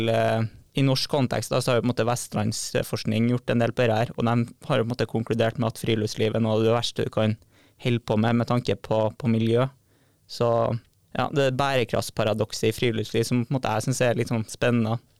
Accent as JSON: {"language": "Norwegian", "town": "Trondheim", "region": "Trøndelag", "country": "Norway", "moved": "as an adult", "lives_now": "Bodø, Norway", "said": "er 26 år og kommer fra Trondheim"}